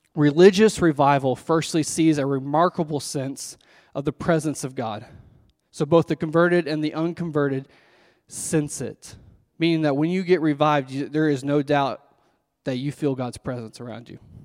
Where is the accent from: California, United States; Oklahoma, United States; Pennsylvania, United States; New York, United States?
Oklahoma, United States; Owasso; now in Washington, Oklahoma, United States; I'm actually from Owasso, born and raised in Owasso